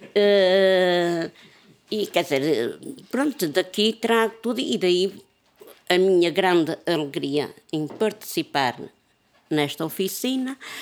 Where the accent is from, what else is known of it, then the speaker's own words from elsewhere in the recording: Porto, Norte, Portugal; moved away; eu já saí de Miragaia há 40 e tal anos